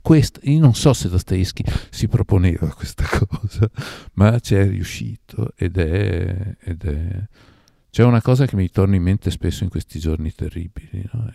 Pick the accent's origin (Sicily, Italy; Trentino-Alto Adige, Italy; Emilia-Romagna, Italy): Emilia-Romagna, Italy; Parma; moved away as an adult; also born or lived in Algeria; io sono nato a Parma e ho vissuto tanti anni a Parma e Parma non la sopportavo. Sono andato via che avevo 22 anni